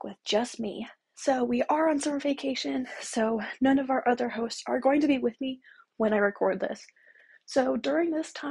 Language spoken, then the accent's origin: English; New Mexico, United States; I am from New Mexico